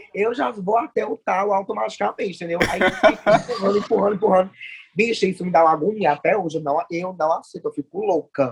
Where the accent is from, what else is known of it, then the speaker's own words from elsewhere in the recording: Fortaleza, Ceará, Brazil; sou daqui de Fortaleza